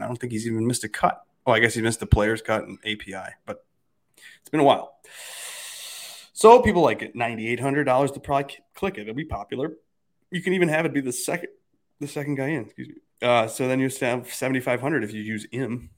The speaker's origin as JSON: {"language": "English", "region": "Minnesota", "country": "United States", "tie": "born or raised there", "said": "it's the Gopher State. That's my home state."}